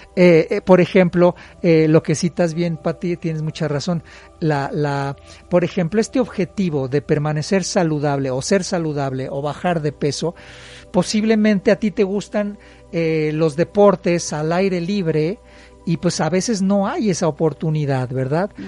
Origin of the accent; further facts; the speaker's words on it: Puebla, Mexico; los que somos poblanos